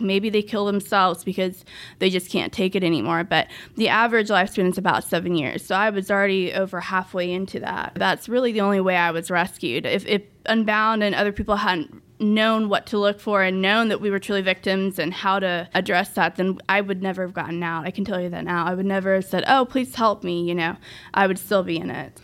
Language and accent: English; Dallas-Fort Worth area, Texas, United States; also born or lived in Russia; I grew up basically in the D F W area my whole life, so I'm really familiar with Grapevine, South Lake